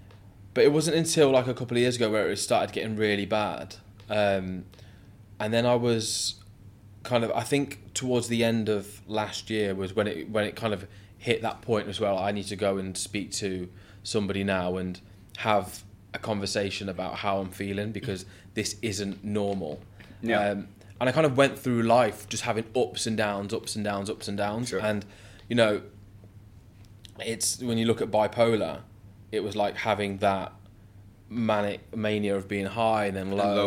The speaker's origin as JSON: {"language": "English", "town": "Coventry", "region": "West Midlands", "country": "United Kingdom", "tie": "born or raised there", "also_born_or_lived": "London", "moved": "as an adult", "said": "So I'm originally from England, a place called Coventry."}